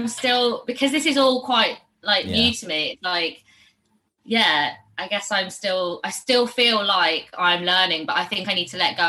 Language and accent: English; Barcelona, Catalonia, Spain; now in London, United Kingdom; So, well, I've moved around a lot. I'm not from London originally, but I have lived here for like 10 years now. But I grew up in Barcelona as well. I'm half Spanish.